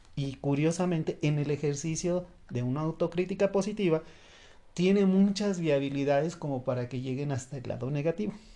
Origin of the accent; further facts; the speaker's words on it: Mexico; aquí en México